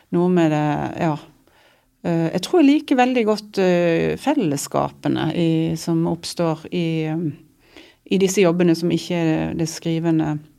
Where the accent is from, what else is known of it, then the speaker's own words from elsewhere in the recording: Odda, Vestland, Norway; jeg har allerede skrevet en tekst om huset der som jeg vokste opp inne i Odda